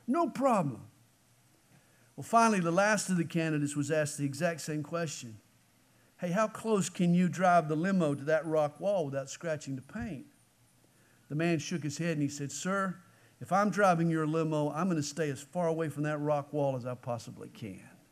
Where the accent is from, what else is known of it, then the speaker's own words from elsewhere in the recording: Stone Mountain, Georgia, United States; I come from Stone Mountain, Georgia